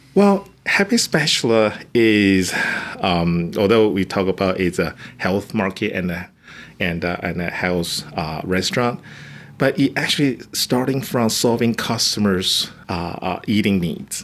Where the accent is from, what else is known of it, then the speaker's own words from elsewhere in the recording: Taiwan; English is a second language; moved away as an adult; now in Carlsbad, United States; I'm actually coming from Taiwan. I come to the United States just or, my or, original goal just to fulfill my master degree